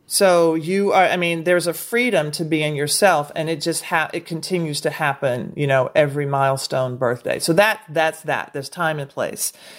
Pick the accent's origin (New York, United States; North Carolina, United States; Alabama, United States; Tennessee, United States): Tennessee, United States; Nashville; moved away; also born or lived in Brooklyn; I'm from Nashville